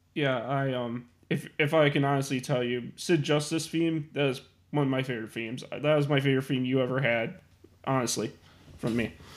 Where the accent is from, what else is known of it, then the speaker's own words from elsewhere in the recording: Chicago, Illinois, United States; my hometown of Chicago, Illinois